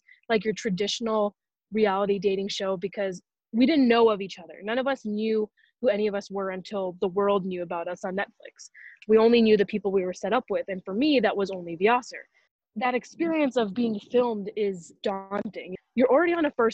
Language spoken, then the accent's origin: English; Los Angeles, California, United States; Born and raised in Los Angeles.